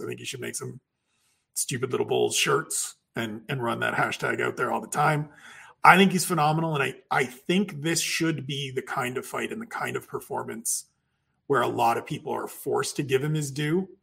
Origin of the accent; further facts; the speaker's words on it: Canada; one Canadian sitting here